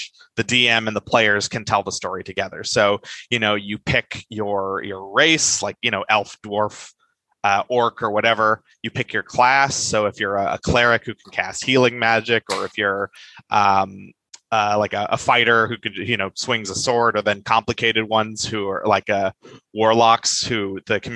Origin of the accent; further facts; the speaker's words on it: California, United States; I'm a Californian